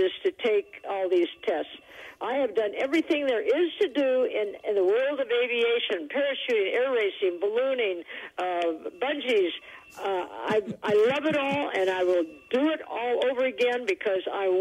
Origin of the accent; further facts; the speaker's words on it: Taos, New Mexico, United States; I was born in Taos